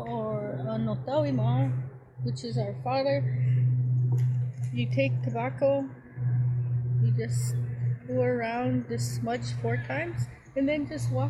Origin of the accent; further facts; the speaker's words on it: Maskwacis, Alberta, Canada; also born or lived in Siksika Nation, southern Alberta; I was born and raised for the first part of my life in southern Alberta, and then I was relocated. I was moved to Muscogees when I was about 9 or 10 years old